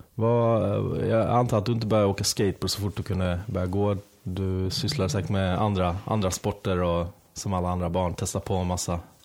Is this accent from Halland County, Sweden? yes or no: yes; Halmstad, Halland County, Sweden; now in Stockholm, Sweden; jag är ju själv från Halmstad